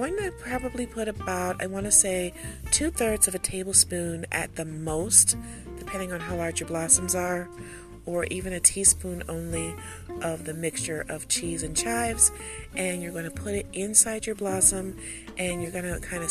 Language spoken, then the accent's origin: English; United States; I'm American.